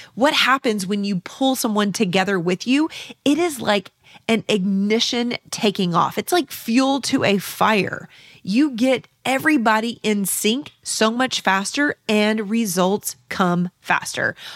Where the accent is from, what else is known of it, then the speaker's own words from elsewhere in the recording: San Antonio, Texas, United States; my hometown of San Antonio, Texas